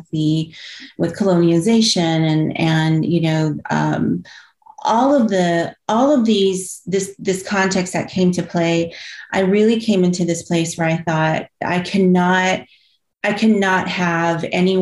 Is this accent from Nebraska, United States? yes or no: no; San Antonio, Texas, United States; also born or lived in California; originally from San Antonio. We did live in California for a bit, came back. But born and raised on the South Side